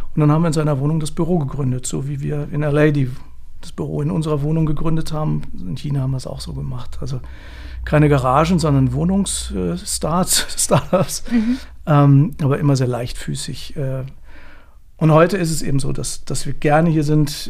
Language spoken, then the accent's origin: German; Hanover, Lower Saxony, Germany; Ich komme aus Hannover